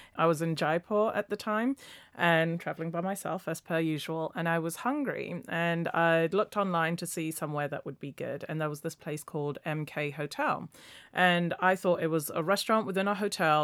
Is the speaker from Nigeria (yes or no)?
yes; Nigeria; now in London, United Kingdom; I'm a London based travel blogger. I was born in Nigeria